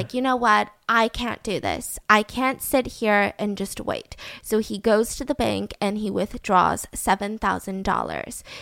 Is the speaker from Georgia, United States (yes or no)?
yes; Georgia, United States; I'm from Georgia